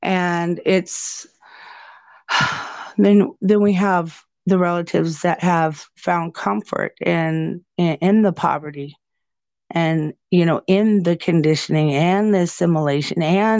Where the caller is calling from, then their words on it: Nebraska, United States; especially where I'm speaking to you from, I'm speaking from Nebraska